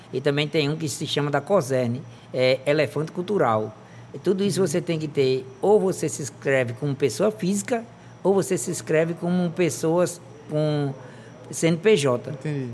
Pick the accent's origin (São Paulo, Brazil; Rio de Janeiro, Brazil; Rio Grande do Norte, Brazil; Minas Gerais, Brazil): Rio Grande do Norte, Brazil; Goianinha; also born or lived in Pedro Velho; eu me criei totalmente aqui em Goianinha